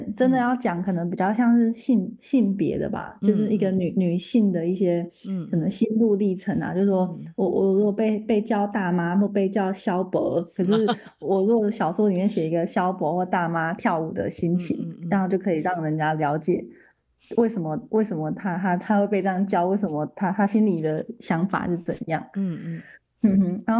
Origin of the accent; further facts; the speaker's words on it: Yuanlin, Changhua County, Taiwan; 因为就是一开始有提到我算是彰化人，从小在那个员林长大，